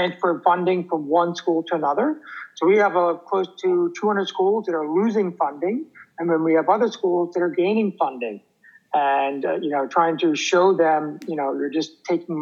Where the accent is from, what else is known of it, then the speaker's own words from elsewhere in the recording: New Jersey, United States; I'm from New Jersey